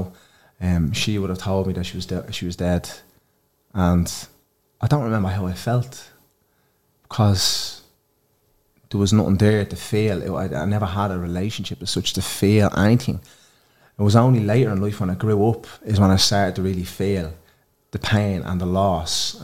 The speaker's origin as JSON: {"language": "English", "town": "Dublin", "region": "Leinster", "country": "Ireland", "also_born_or_lived": "Ballymun", "said": "I'm from Blanchardstown."}